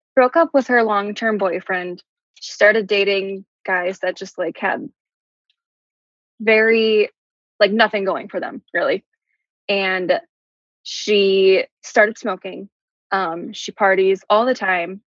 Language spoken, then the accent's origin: English; Midwest, United States; we're from the Midwest